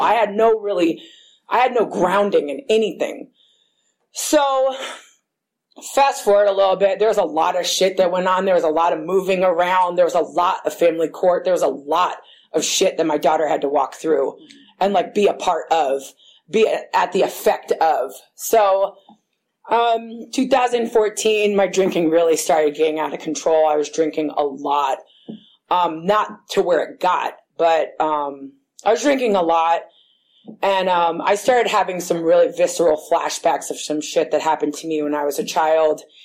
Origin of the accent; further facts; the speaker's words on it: Berkeley, California, United States; I grew up in Berkeley